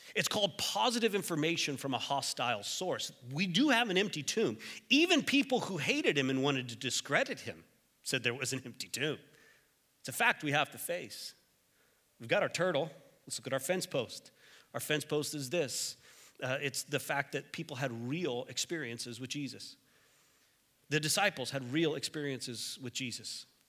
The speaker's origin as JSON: {"language": "English", "region": "Texas", "country": "United States", "moved": "yes", "said": "I'm from Texas"}